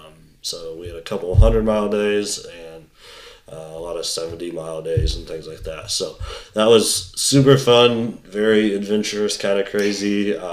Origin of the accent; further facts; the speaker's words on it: Indiana, United States; moved away as an adult; now in near Cleveland, United States; So we live in Indiana, or I grew up in Indiana. My parents live in Indiana